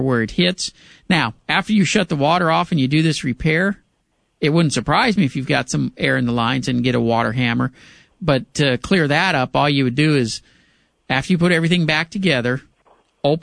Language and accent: English; Pasadena, United States; My hometown of Pasadena